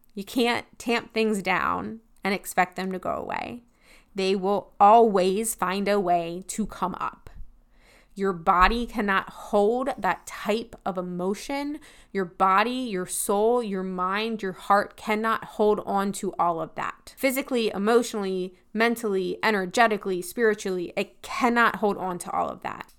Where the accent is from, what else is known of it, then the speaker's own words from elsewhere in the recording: Pennsylvania, United States; moved away as an adult; also born or lived in Tennessee; I'm from Pennsylvania